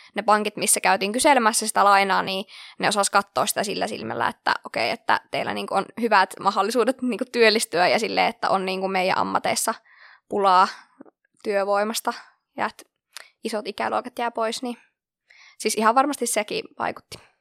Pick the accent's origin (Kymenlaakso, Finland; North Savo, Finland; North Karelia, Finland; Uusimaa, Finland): North Karelia, Finland; Lieksa; moved away as an adult; now in Kuopio, Finland; ihan alun perin oon kotoisin tuolta Pohjois-Karjalasta Lieksasta, jossa on sitten lukioon asti elämäni viettänyt